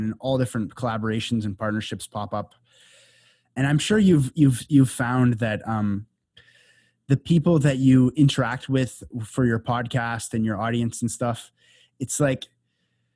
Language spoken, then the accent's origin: English; Canada; moved away as an adult; now in Costa Rica; I grew up in Canada in the suburbs